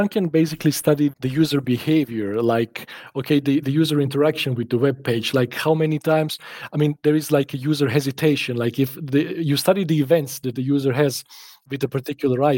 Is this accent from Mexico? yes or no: no; Serbia; now in Bavaria, Germany; I grew up actually in Serbia, so it's like a former Yugoslavia